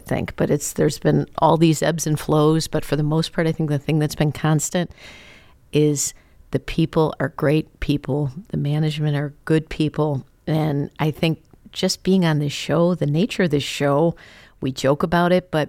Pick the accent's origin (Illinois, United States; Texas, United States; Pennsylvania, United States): Illinois, United States; Chicago; I grew up in Chicago